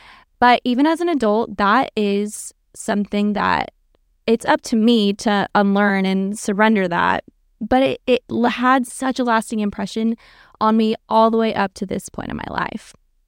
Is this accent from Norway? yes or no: yes; Norway; also born or lived in Texas, United States; For backstory, I was born in Texas, but my family actually moved us to Norway when I was like in kindergarten into first grade.